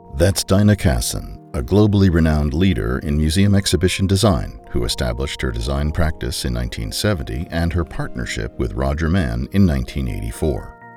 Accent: United States; as an American

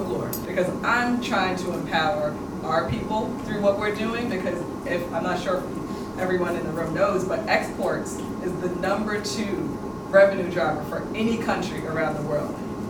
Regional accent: South Orange, New Jersey, United States; I'm from Jersey. I literally, like, South Orange, New Jersey suburbs. Most of my friends were white growing up.

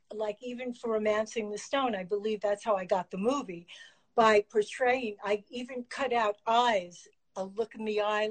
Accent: East Coast, United States; I come from the East Coast.

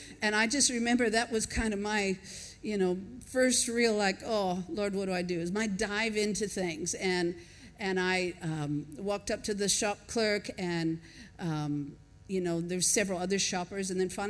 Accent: Washington, United States; also born or lived in Minnesota; now in Australia; I was born in Minnesota, raised in Washington, and, you know, the accent is not like it is in the South. But I think maybe 35 years in Australia has softened a little bit.

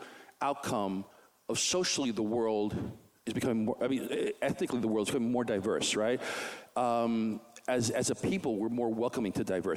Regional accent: New York City, New York, United States; in my neighborhood where I grew up in Queens

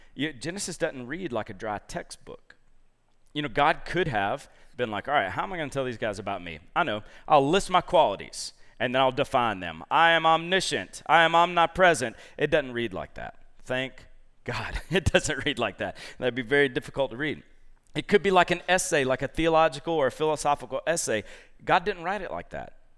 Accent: Columbus, Georgia, United States; moved away; my roots are back in Georgia. So I'm from Columbus, Georgia

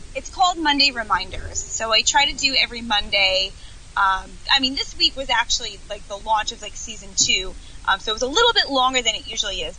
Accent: Long Island, New York, United States; Stayed here my whole life, the whole beginning of my life.

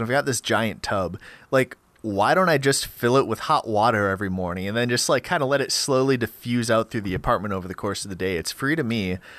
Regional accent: Grand Forks, North Dakota, United States; in Grand Forks, which is this like little iceberg on the prairie in North Dakota.

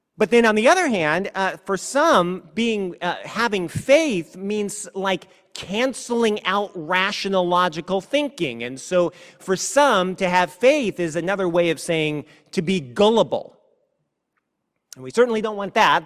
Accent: California, United States; I was from California

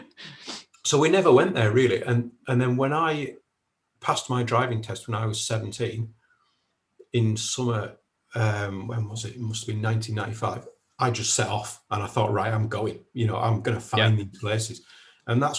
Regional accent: Kendal, North West England, United Kingdom; moved away as an adult; I'm originally from Kendal, which is in the South Lakes, and I lived there all my life until I graduated university when I was 21. But when I was living in Kendal growing up

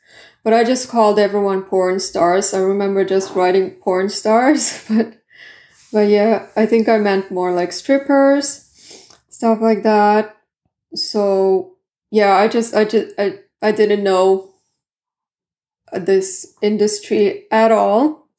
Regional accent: Southern Finland, Finland; first language Swedish; English is a second language; I'm from the south. Like, I'm... South Finland. I'm Swedish-speaking Finn.

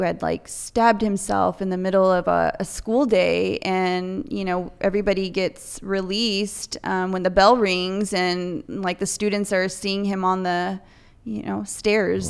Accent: Salinas, California, United States; I was born and raised in Salinas at, um, Memorial

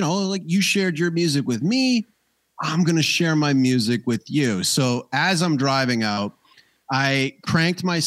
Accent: Banff, Alberta, Canada; moved away; I am an immigrant who comes from the land of the ice and snow, and there's hot springs near where I grew up out in Banff.

